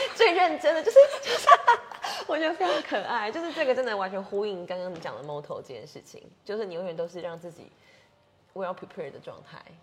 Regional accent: Taiwan; 因为像我们就是台湾人，就是很喜欢品尝美食嘛。

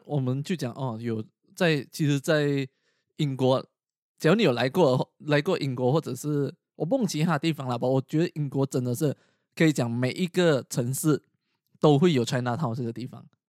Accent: Malaysia; moved away; 我们马来西亚

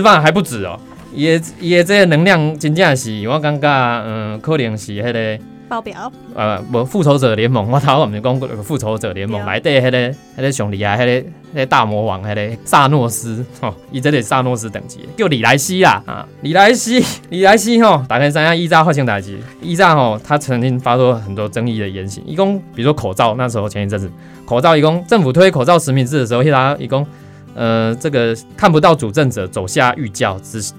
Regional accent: Taiwan; 我们台湾人

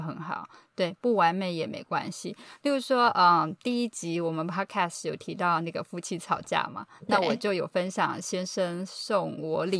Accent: Taiwan; moved away as an adult; also born or lived in California; now in Boston, United States; 然后我从小呢就是在台湾长大求学，那之前啊曾经居住在加州五年，也有在加州念书。那现在呢就是居住在美国东岸的波士顿。

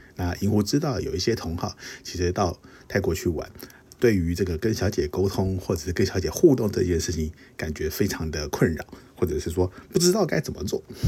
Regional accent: Taiwan; 我们，呃，东方人甚至亚洲人甚至是台湾人

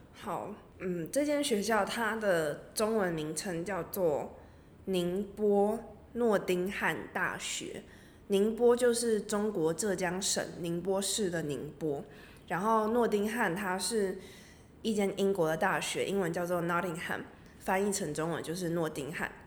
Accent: Taiwan; 我本身是台湾人，所以我过去之后等于是有三个文化的交流或是三个文化的冲击碰撞等等，包，就是我原生的台湾的文化

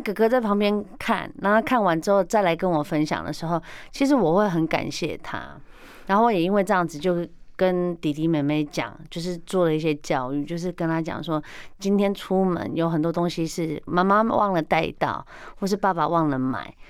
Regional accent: Taiwan; 我们台湾人是真的还蛮有爱心的

